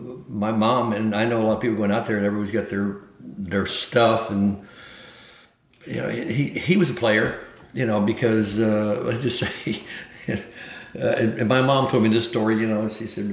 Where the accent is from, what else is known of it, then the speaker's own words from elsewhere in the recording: Florence, Alabama, United States; born there; moved away; also born or lived in San Francisco; Yeah, I was born in Florence, Alabama, and so we came there to work and get a job in the projects.